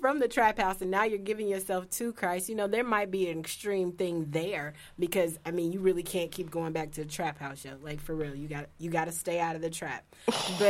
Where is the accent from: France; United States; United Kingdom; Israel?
United States; Indianapolis, Indiana; I'm from Hallville. If you don't know where that is, it's a rough neighborhood in Indianapolis